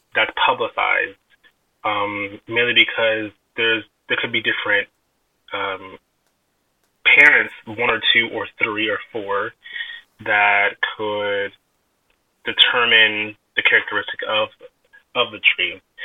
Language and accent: English; Vallejo, California, United States; now in Calistoga, United States; I grew up in born and raised in Vallejo, California, but I lived in Calistoga for about going on six years